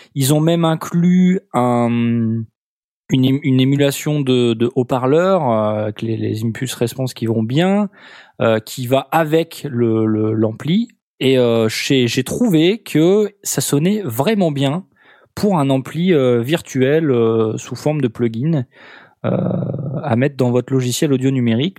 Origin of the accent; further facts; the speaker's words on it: Nord-Pas-de-Calais, Hauts-de-France, France